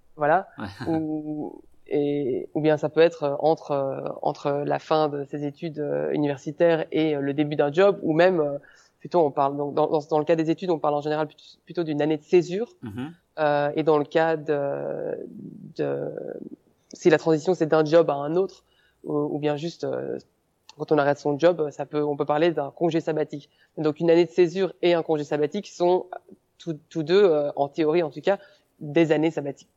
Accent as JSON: {"language": "French", "country": "Belgium", "moved": "as an adult", "said": "je suis belge. Peut-être que, peut que les gens vont s'en apercevoir euh, via mon accent ou certains mots que je vais utiliser"}